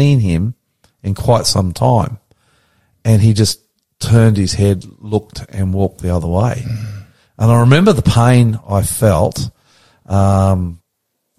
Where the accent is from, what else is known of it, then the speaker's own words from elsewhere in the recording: Queensland, Australia; also born or lived in New South Wales; now in Sydney, Australia; I'm a Queensland boy.